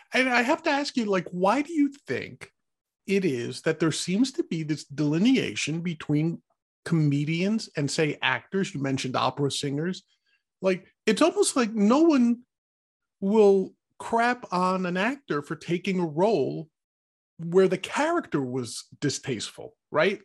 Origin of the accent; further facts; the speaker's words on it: New York, United States; being a New Yorker